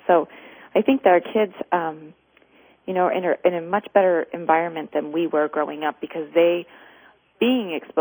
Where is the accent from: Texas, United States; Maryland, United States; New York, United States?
Maryland, United States; moved away as an adult; also born or lived in Kennett Square, Pennsylvania / Arizona; I grew up in Maryland